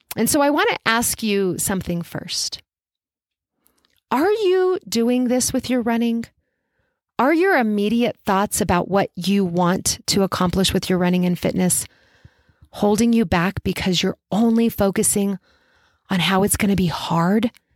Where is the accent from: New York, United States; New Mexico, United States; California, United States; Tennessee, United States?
New Mexico, United States; Albuquerque; I coached forever in person in my hometown of Albuquerque, New Mexico.